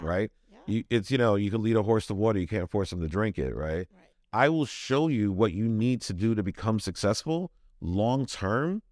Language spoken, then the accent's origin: English; New York City, New York, United States; now in Rhode Island, United States; I'm originally from Brooklyn, New York, so a lot of my family's in New York.